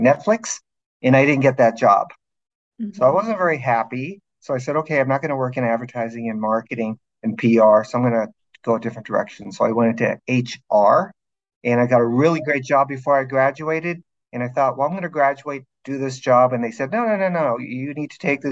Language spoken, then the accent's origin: English; Los Angeles, California, United States; also born or lived in eastern Oregon; I grew up in Los Angeles